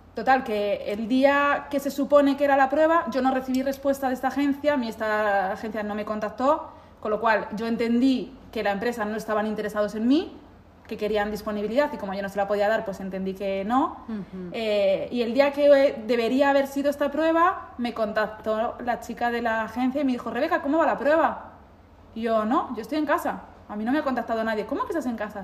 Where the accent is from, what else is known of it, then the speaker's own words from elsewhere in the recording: Spain; moved away as an adult; now in Milan, Italy; yo vengo de España